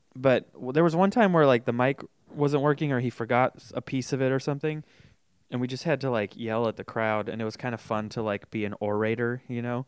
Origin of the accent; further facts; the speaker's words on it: Folsom, California, United States; I grew up in Folsom